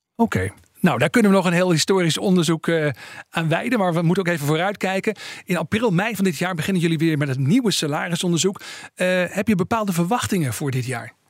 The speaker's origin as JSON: {"language": "Dutch", "country": "Netherlands", "said": "als Nederlanders"}